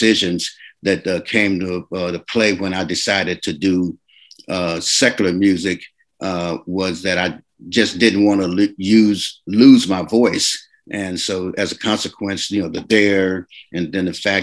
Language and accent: English; Oakland, California, United States; also born or lived in Little Rock, Arkansas; Well, I was born in Little Rock, Arkansas, and my parents moved to California, Oakland, California, when I was about 14 months old.